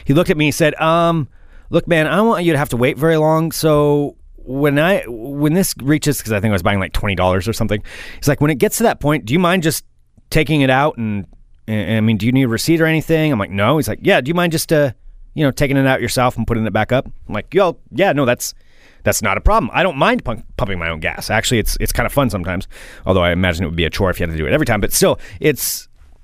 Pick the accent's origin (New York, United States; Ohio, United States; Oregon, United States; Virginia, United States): Oregon, United States; I am from Oregon